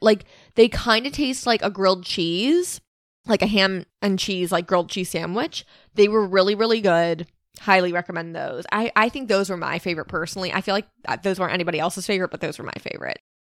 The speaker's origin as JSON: {"language": "English", "region": "Pennsylvania", "country": "United States", "said": "we're from Pennsylvania"}